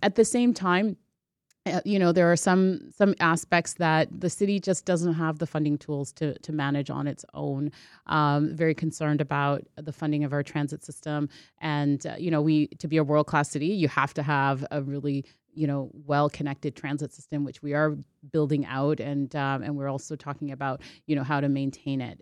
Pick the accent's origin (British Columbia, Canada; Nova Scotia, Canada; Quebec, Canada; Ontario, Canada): Ontario, Canada; Toronto; I'm a kid from Scarborough, that's where I grew up